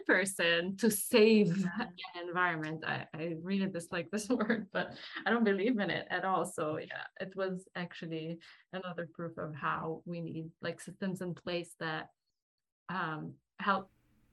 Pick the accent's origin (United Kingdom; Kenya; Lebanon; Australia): Lebanon; moved away as an adult; now in New York, United States; I was born and raised in Lebanon for 24 years of my life.